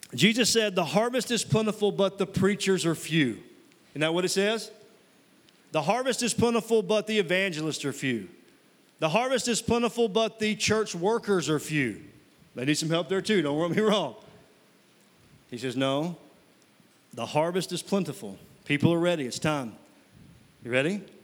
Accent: Mississippi, United States; moved away; I'm from Mississippi originally. And uh, when I was living in Mississippi

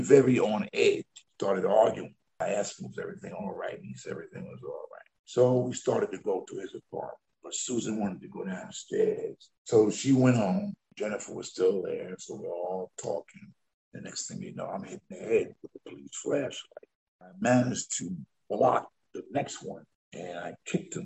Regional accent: New Rochelle, New York, United States; I was a lifeguard for 6 years in my hometown, New Rochelle.

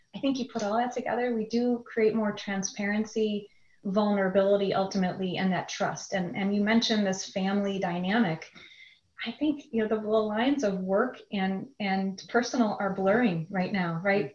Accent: a suburb of Chicago, Illinois, United States; also born or lived in Wisconsin; I grew up in a suburb of Chicago, Illinois, and a good Midwest um, upbringing

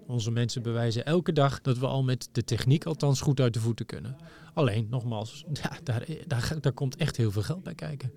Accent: Netherlands; wij daar als Nederlanders

